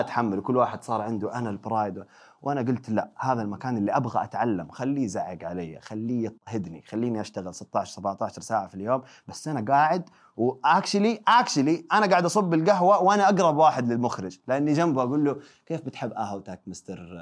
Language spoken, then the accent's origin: Arabic; Mecca, Makkah Province, Saudi Arabia; moved away as an adult; ولدت وتربيت في مكه 18 سنه